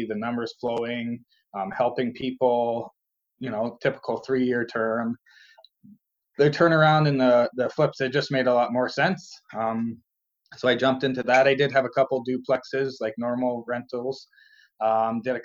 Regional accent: St. Thomas, Ontario, Canada; born and raised in St. Thomas, which is kind of southwestern Ontario, just south of London

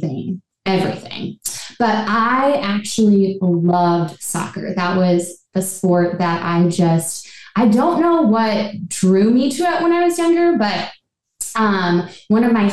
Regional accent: Orchard Park, New York, United States; now in Cincinnati, United States; I'm originally from Buffalo, New York, actually born in Orchard Park. So that's where I grew up

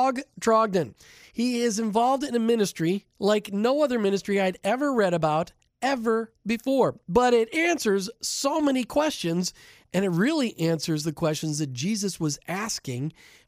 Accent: Minnesota, United States; I grew up in Minnesota.

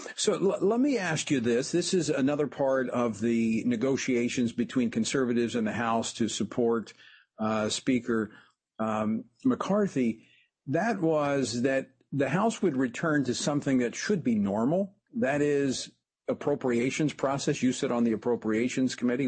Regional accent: Louisiana, United States; my home state of Louisiana

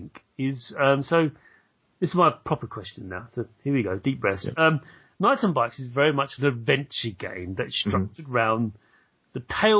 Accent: United Kingdom; as a British person

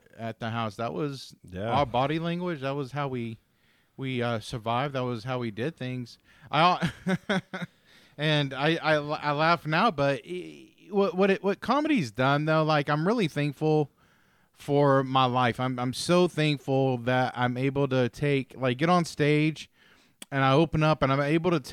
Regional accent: North Texas, United States; I grew up in Texas, North Texas

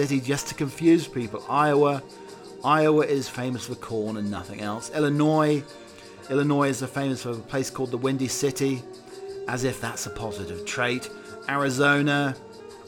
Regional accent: East Anglia, East of England, United Kingdom; I'm from East Anglia

